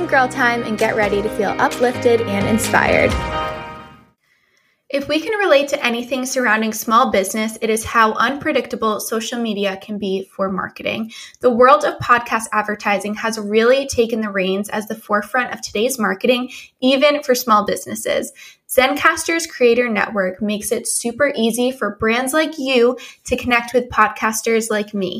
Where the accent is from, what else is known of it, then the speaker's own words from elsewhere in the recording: New England, United States; also born or lived in Rhode Island; I'm actually from New England. I live in Rhode Island